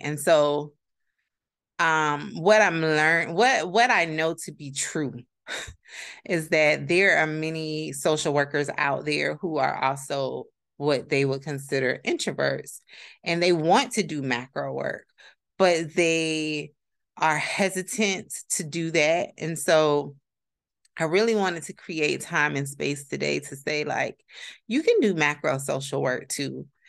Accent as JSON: {"language": "English", "area": "Palm Beach County", "region": "Florida", "country": "United States", "said": "I'm from Palm Beach County, Florida, 561 area code"}